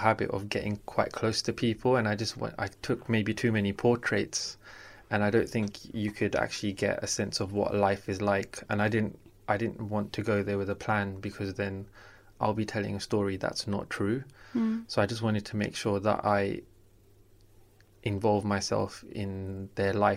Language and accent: English; London, United Kingdom; I grew up in South London.